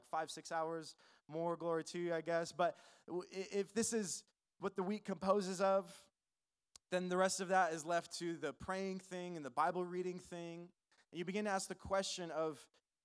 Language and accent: English; California, United States; now in Albuquerque, United States; I'm originally not from New Mexico. I'm originally from California.